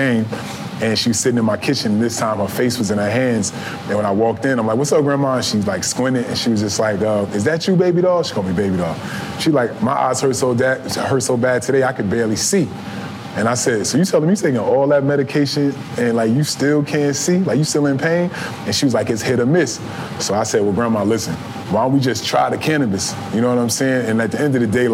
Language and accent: English; New Jersey, United States; I grew up in Jersey where, like, you know, I was taught to believe that cannabis was a gateway drug